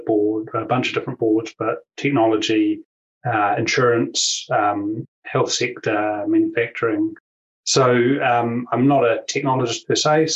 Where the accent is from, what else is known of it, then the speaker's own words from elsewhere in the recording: New Zealand; as people will know, will sense from my accent, I'm from New Zealand and I'm down here in New Zealand